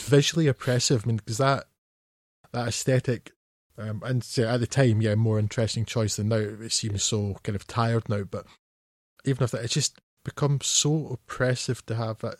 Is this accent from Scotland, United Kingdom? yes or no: yes; Scotland, United Kingdom; I, being Scottish